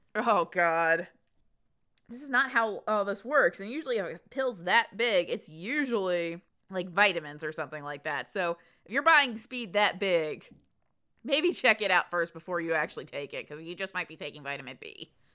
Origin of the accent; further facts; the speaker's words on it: the South, United States; growing up in the South